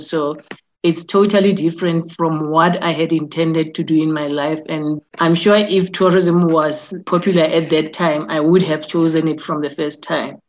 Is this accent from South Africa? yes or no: yes; Soweto, Gauteng, South Africa; I was born and bred in Soweto